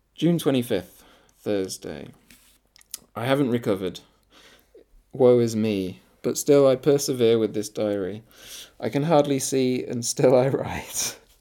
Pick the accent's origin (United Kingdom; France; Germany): United Kingdom; Scarborough, Yorkshire and the Humber; moved away; my hometown Scarborough